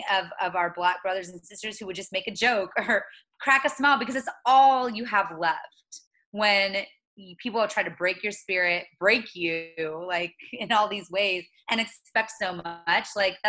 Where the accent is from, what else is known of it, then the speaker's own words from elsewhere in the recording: the South, United States; I'm from the South. I'm used to seeing racism.